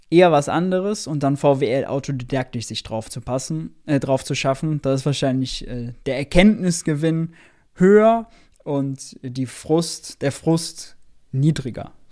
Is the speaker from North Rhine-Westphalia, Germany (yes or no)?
yes; Mönchengladbach, North Rhine-Westphalia, Germany; Ich komme aus Mönchengladbach.